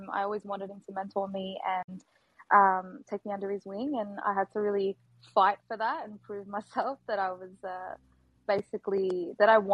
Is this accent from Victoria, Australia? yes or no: yes; Melbourne, Victoria, Australia; I'm from Melbourne, Australia